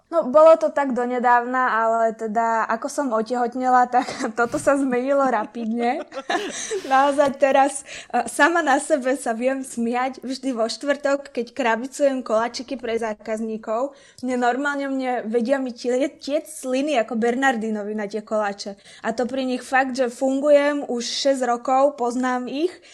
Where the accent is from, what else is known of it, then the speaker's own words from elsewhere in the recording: Trnava, Trnava Region, Slovakia; som z Trnavy